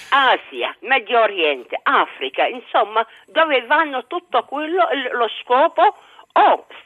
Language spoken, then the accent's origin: Italian; Baghdad, Baghdad Governorate, Iraq; born there; moved away as an adult; sono nata a Baghdad.